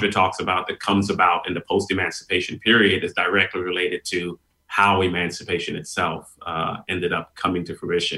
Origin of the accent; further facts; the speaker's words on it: New York City, New York, United States; also born or lived in Trinidad / Houston, Texas; And I was born in New York City, but I ended up being sent back to live in Trinidad for 6 or 7 years with my grandparents. From there, I returned to New York, where there was this very large and vibrant West Indian community and family.